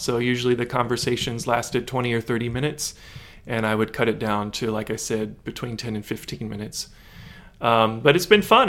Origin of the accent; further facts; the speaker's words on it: Lexington, Kentucky, United States; moved away; I'm originally from Lexington, Kentucky, from central Kentucky